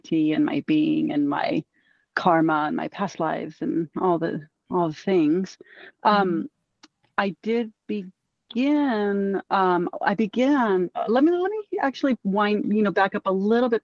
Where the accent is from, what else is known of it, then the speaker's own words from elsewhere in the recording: Southern California, United States; I grew up in Southern California and I grew up in the beaches